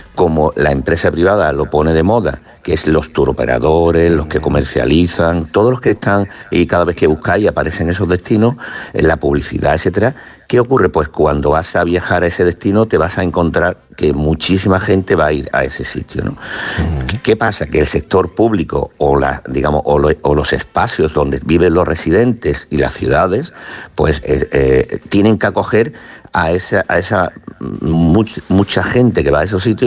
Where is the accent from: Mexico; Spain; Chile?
Spain; Málaga, Andalusia; soy de Málaga